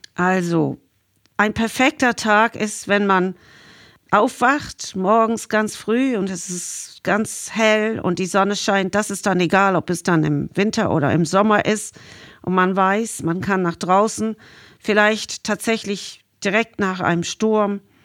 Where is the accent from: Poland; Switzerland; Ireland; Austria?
Ireland; Dublin, Leinster; German is a second language; moved away as an adult; now in Sylt, Germany; ich bin ja in Dublin geboren und da ist alles auch vom Meer dominiert